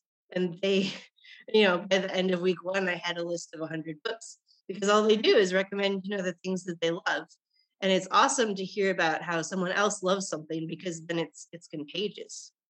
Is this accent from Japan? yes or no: yes; Japan; born there; I guess the most interesting thing that people, strangers, find out is that I was born in Japan.